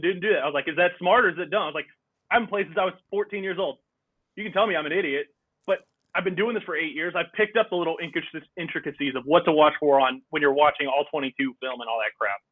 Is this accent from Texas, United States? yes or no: yes; Texas, United States; We did Texas history in fourth grade, and then we did it again in seventh grade